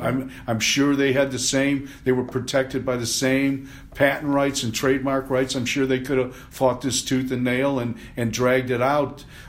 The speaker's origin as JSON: {"language": "English", "town": "Cleveland", "region": "Ohio", "country": "United States", "tie": "born or raised there", "said": "I grew up here, as I'm sure you did. I grew up in Cleveland, and I grew up with Chief Wahoo."}